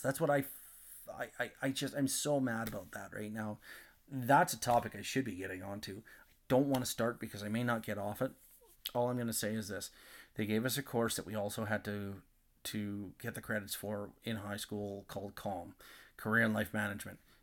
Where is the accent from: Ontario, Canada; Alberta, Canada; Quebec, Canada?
Alberta, Canada; Nanton; growing up in Nanton at that time